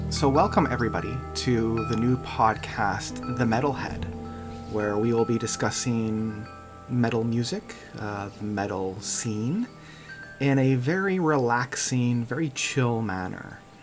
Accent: Canada

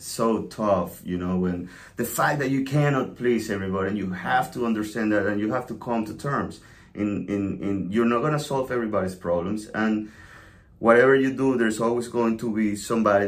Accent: Venezuela; now in United States; I was a little blonde kid growing up in Venezuela.

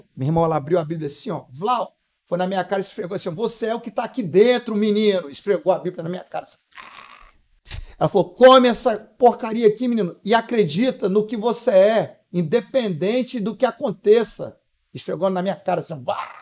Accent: Vila Velha, Espírito Santo, Brazil; also born or lived in Guarapari / Cachoeiro de Itapemirim; eu nasci em Guarapari, né? É, fui morar muito bebezinho em Cachoeiro do Sapemirim, fiquei só um aninho. O resto, a, maior, a, metade da minha vida eu vivi num bairro em Vila Velha chamado Araçás

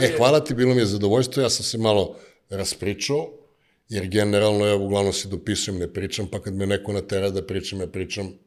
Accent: Niš, Nišava District, Serbia; accent: Niš / southern (južnjački); also born or lived in United States; now in Niš, Serbia; ne preteram e, sa onim niškim, znaš, onako, soft content dajem, ali kad me neko nervira, ne, znaš, mislim, kaže, ti si, e, kad pričaš južnjački, ti si nepismen, molim? To je moj akcent, ja tako pričam.

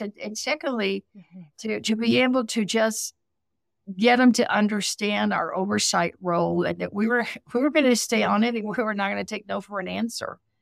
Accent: South Texas, United States; I grew up poor in South Texas

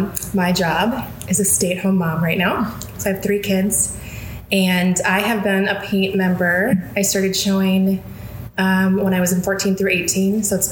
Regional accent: Minnesota, United States; now in Nashville, United States; I'm originally from Minnesota, and I've lived in...

